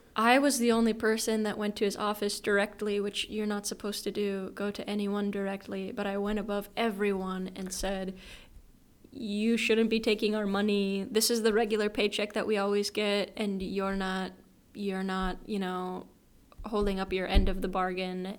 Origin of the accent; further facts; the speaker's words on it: Ely, Minnesota, United States; moved away as an adult; now in Japan; I am from Ely, Minnesota, and it's pretty small.